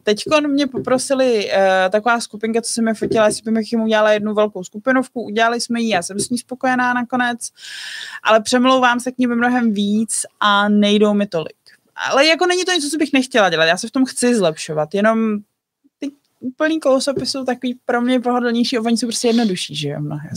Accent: Bohemia, Czechia; u nás v Čechách

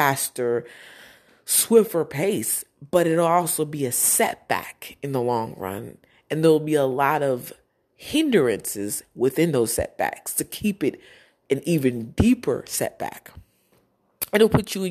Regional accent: New Jersey, United States; I'm from Jersey

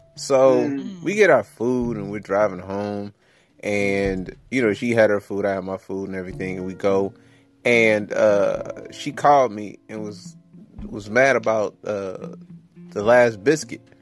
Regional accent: Detroit, Michigan, United States; I'm from Detroit.

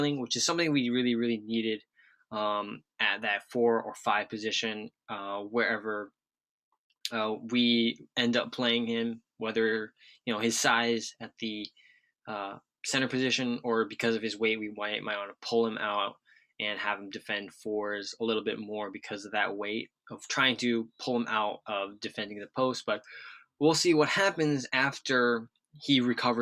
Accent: Seattle, Washington, United States; I grew up in Seattle

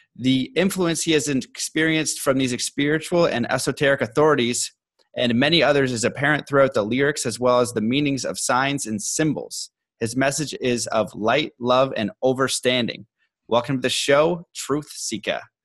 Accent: Canada; being Canadian

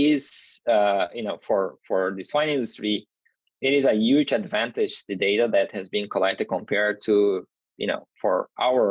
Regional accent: Brazil; moved away as an adult; also born or lived in Minnesota, United States; now in North Carolina, United States; And I'm originally from Brazil, so my master's and PhD were done

